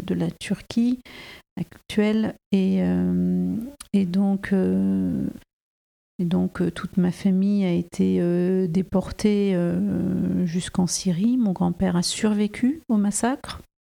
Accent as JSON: {"language": "French", "country": "France", "tie": "born or raised there", "said": "je suis née en France"}